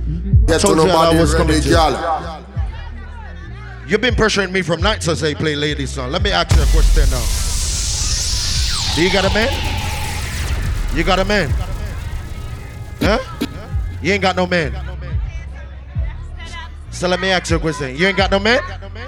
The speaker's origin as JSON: {"language": "English", "country": "Jamaica", "said": "I'm a Jamaican."}